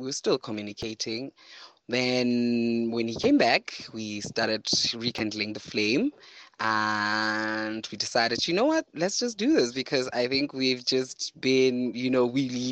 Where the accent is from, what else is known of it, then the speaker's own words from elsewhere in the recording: Lesotho; also born or lived in Maseru, Lesotho; I am from Lesotho. I live in Maseru at Haabia